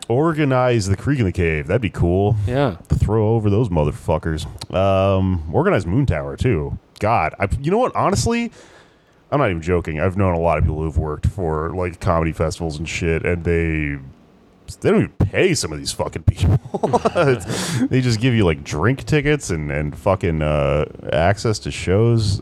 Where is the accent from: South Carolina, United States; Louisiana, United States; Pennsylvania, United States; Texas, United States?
Texas, United States; now in New York City, United States; my home state of Texas